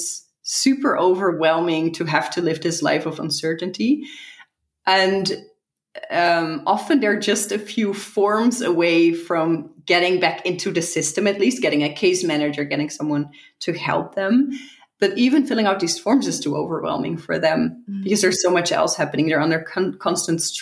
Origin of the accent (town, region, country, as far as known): Netherlands; also born or lived in San Francisco